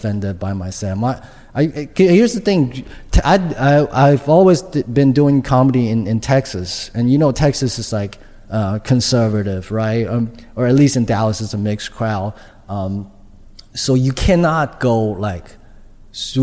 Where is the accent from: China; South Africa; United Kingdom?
China; English is a second language; moved away as an adult; now in United States; I am an immigrant from China. I came here to do, you know, to go to college, to get a job